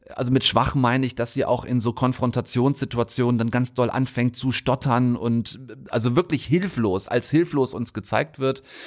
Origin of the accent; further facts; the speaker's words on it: North Rhine-Westphalia, Germany; moved away; Meine alte Heimat auf halbem Weg zwischen Bonn und Wolfsburg. Das ist geografisch einigermaßen exakt, Frau Wollner. Das gute alte Ostwestfalen